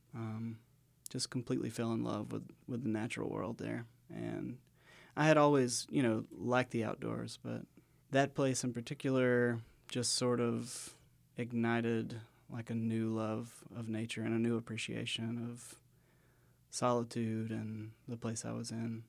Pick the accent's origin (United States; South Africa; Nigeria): United States; west of Savannah, South Georgia; moved away as an adult; also born or lived in Blue Ridge Mountains; I grew up in South Georgia, so I grew up in, like, the sandy plains of, uh, what they call the coastal empire down there, um, west of Savannah